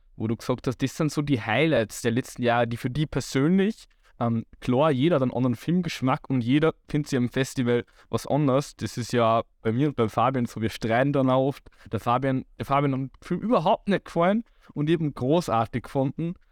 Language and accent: German; Waldviertel, Lower Austria, Austria; ich komme ja aus dem Waldviertel